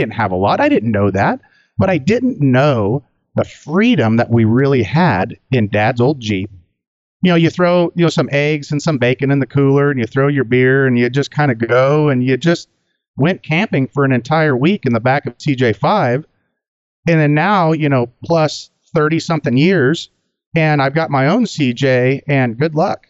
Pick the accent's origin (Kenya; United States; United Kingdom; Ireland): United States; Sacramento Valley, California; also born or lived in El Dorado Hills, California; now in Northeast Kansas, United States; originally I'm from the Sacramento Valley. Yeah, a little town south of Sacramento is where I come from.